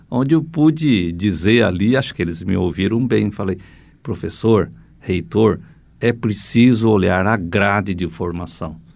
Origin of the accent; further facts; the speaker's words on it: Assaí, Paraná, Brazil; born there; Sim, eu sou nascido em Açaí